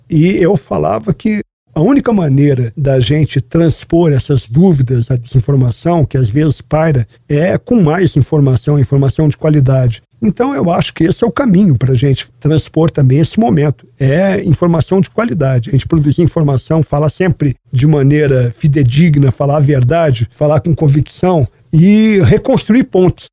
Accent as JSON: {"language": "Portuguese", "region": "São Paulo", "country": "Brazil", "tie": "born or raised there", "also_born_or_lived": "Campinas / Rio de Janeiro / Curitiba", "moved": "yes", "said": "fui designado pelo general Pujol para ser comandante militar do Sudeste, que é onde eu estava até assumir o comando do Exército. Também foi um grande comando, que foi a primeira vez que eu tive a oportunidade de voltar para minha terra natal"}